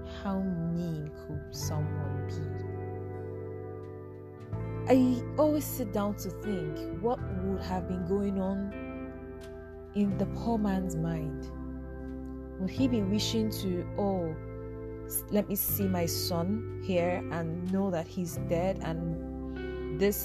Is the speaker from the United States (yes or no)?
no; Nigeria; being a Nigerian youth in this generation